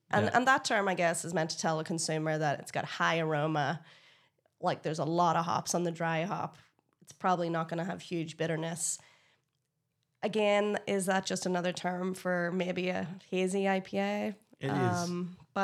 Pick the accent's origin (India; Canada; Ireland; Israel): Ireland; I, as an Irish person, I love Jameson.